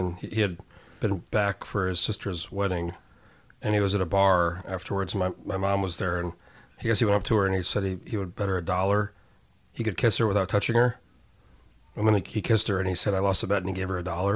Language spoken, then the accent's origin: English; Albuquerque, New Mexico, United States; moved away as an adult; also born or lived in San Diego; I was raised in New Mexico, in Albuquerque